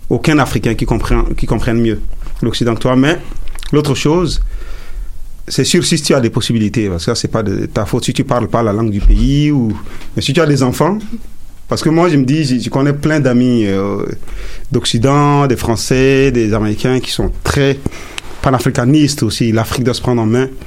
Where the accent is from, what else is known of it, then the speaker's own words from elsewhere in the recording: Montreal, Quebec, Canada; Aujourd'hui, je suis canadien. J'ai fait du Afrotronics aussi parce que je suis de Montréal. Moi, je me sens plus montréalais que, euh, que, canadien